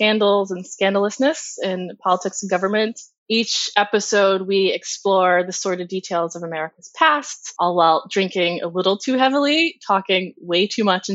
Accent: Ohio, United States; moved away as an adult; now in New York, United States; I'm from Ohio originally, but I've been in New York for 19 years

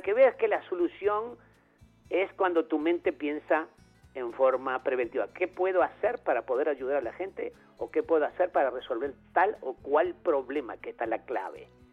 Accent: Uruguay; born or raised there

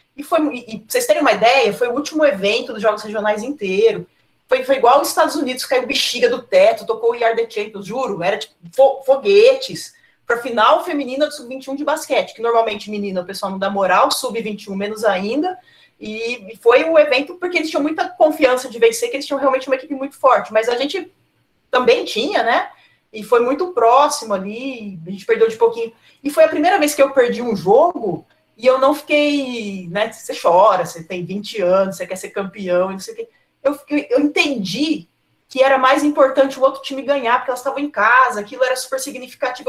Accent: Cosmópolis, São Paulo, Brazil; Eu sou de Cosmópolis

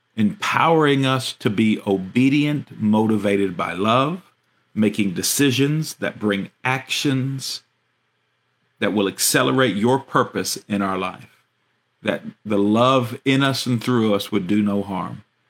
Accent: United States; our American citizenship

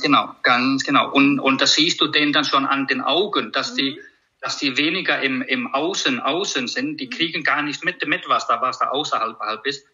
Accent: Iceland; German is a second language; moved away as an adult; now in Germany; Ich komme aus, aus Island

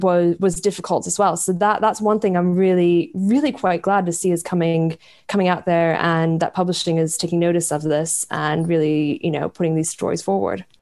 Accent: United States; growing up in America come from a very conservative part of America

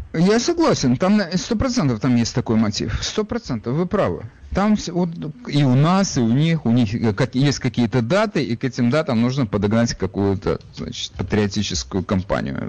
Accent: Ukraine; now in United States; я сам э, с Украины, и я понимаю, Э, как мне кажется, психологию тех людей, рядом с которыми я вырос

